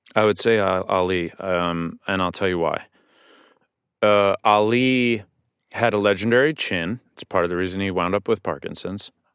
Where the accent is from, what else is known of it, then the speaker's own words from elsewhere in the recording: New York City, New York, United States; I grew up on the Upper West Side, too